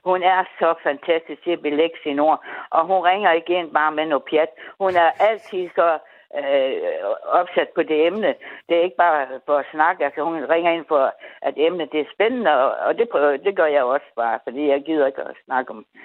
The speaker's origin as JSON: {"language": "Danish", "region": "North Denmark Region", "country": "Denmark", "said": "vi kommer samme sted fra"}